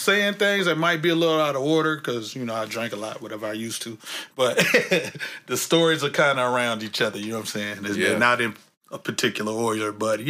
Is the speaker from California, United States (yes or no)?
yes; San Francisco, California, United States; Yeah, definitely. You know, just the atmosphere, man.